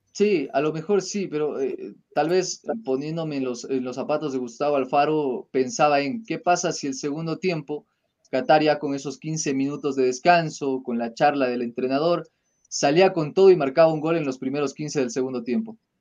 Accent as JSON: {"language": "Spanish", "country": "Ecuador", "said": "somos ecuatorianos"}